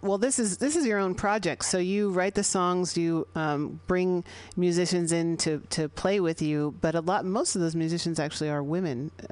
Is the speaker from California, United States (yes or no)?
yes; San Francisco, California, United States; coming at you from MutinyRadio.fm here in San Francisco, 21st and Florida Streets in the Mission District, my hometown here.